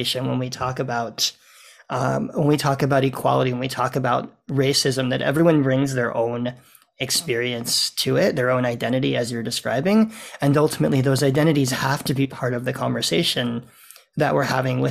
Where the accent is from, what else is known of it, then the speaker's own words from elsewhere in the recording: United States; now in Toronto, Canada; I come from the US also